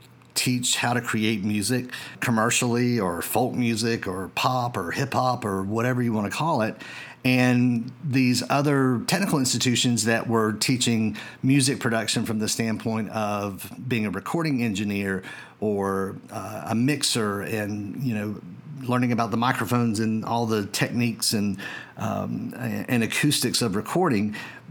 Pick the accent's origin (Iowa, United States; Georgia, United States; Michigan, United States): Georgia, United States; And here in my home state of Georgia, we've seen a dramatic increase in the number of school systems who are offering music technology courses